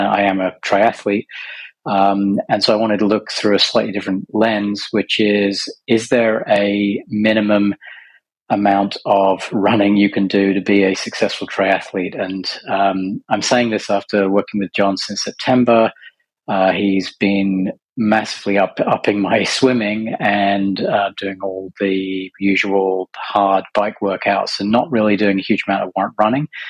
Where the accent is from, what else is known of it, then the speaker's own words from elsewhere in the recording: Bedfordshire, East of England, United Kingdom; moved away as an adult; now in United States; I'm from Bedfordshire, so, you know, posh Essex